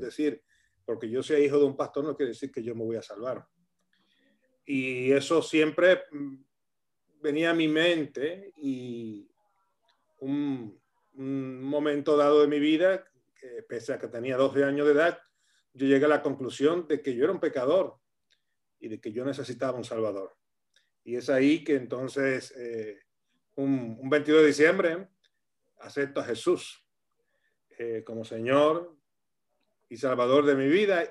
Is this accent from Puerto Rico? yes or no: yes; Camuy, Puerto Rico; moved away as an adult; also born or lived in Arecibo, Puerto Rico; now in Rivas-Vaciamadrid, Spain; yo soy del pueblo de Camuy, vivía a unos dos kilómetros del Ministerio Cristo Viene